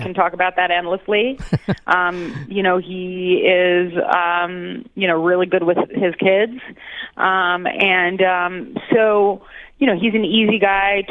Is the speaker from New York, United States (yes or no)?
yes; New York, United States; I'm born and raised in New York, so all my life